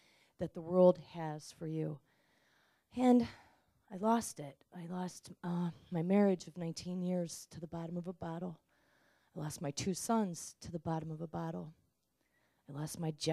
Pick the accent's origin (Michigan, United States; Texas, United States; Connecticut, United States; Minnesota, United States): Michigan, United States; Ann Arbor; I'm from Ann Arbor, Michigan, and I was born and raised Catholic